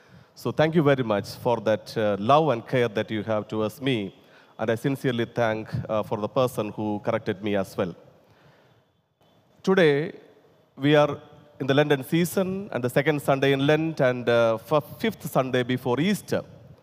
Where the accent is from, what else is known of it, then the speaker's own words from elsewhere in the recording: India; first language te; English is a second language; whenever I try to translate from my mother tongue and also my favorite language, Telugu, to English